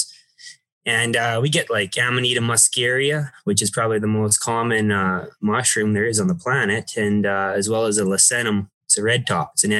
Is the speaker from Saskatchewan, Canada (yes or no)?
no; Seba Beach, Alberta, Canada; now in Busby, Canada; I'm originally from Seba Beach, Alberta, but I'm closer to Busby these days